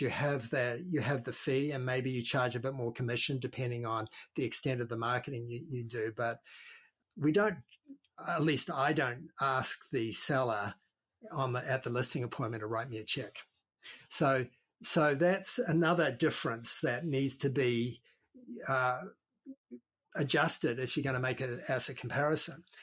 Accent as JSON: {"language": "English", "country": "New Zealand", "also_born_or_lived": "Australia", "moved": "yes", "lives_now": "Lake County, California, United States", "said": "I'm from down under. I'm a, I'm actually a New Zealander, or we call ourselves a Kiwi"}